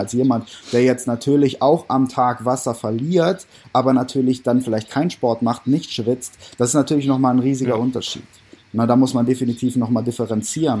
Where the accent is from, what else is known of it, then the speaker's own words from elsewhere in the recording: Düsseldorf, North Rhine-Westphalia, Germany; Ich bin 25 Jahre jung aus Düsseldorf